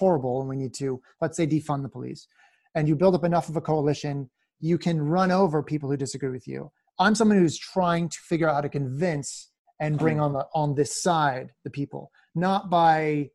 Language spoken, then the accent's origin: English; Philadelphia, Pennsylvania, United States; one of the peculiar things about me as a Philadelphian